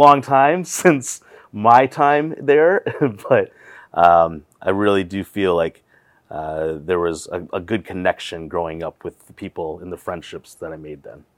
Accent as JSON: {"language": "English", "town": "Wausau", "region": "Wisconsin", "country": "United States", "tie": "born or raised there", "moved": "yes", "lives_now": "Twin Cities, United States", "said": "growing up in Wassa"}